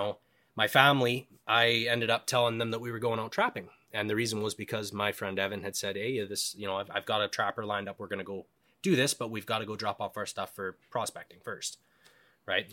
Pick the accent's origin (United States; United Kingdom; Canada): Canada; Cranbrook, British Columbia; also born or lived in Alberta; now in Yukon, Canada; I lived B C half my life. I was born in Cranbrook